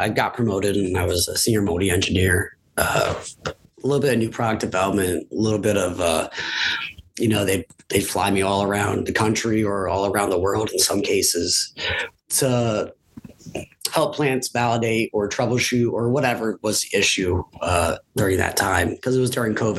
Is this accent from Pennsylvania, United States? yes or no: yes; Williamsport, Pennsylvania, United States; come back to my hometown and my alma mater